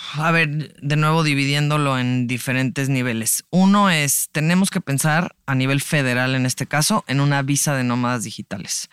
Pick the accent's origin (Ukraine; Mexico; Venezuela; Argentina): Mexico; San Miguel de Allende, Guanajuato; now in Mexico City, Mexico; yo soy de San Miguel de Allende, Guanajuato